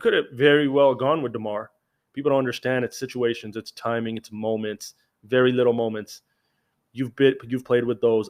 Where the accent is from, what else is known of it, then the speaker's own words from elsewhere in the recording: Canada; As a Canadian